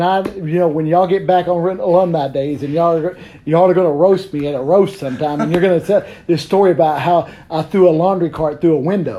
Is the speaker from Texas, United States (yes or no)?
yes; Texas, United States; now in Conway, United States; I grew up on Lake Texoma.